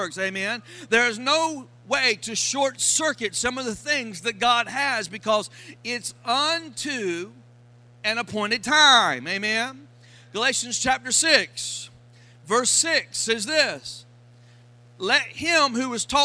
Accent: Florida, United States; accent: Florida; My Florida accent

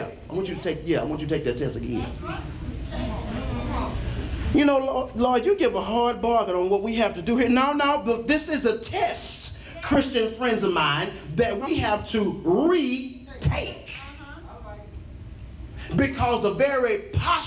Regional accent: Texas, United States; I'm from Texas

